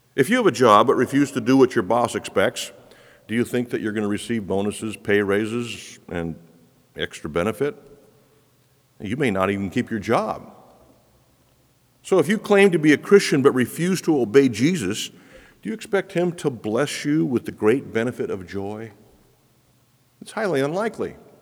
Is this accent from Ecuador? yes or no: yes; Quito, Pichincha, Ecuador; moved away; the streets of Quito, where I grew up